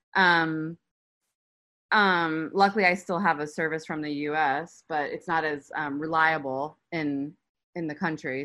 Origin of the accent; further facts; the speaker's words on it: United States; moved away as an adult; now in Turkey; as an American